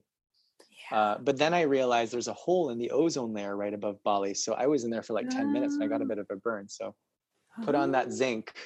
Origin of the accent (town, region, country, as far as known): Canada